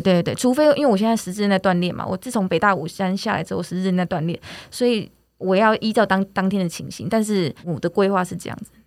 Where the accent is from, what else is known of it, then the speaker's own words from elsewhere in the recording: Taiwan; 我们台湾又是这个多很多山的这个很棒的国家